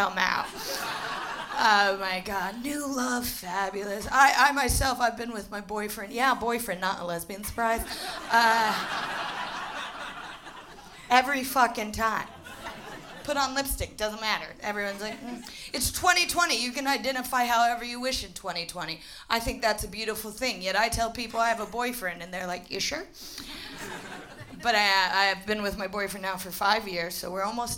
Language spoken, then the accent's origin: English; United States; moved away as an adult; now in London, United Kingdom; I'm American, I'm the real deal, purebred and unapologetic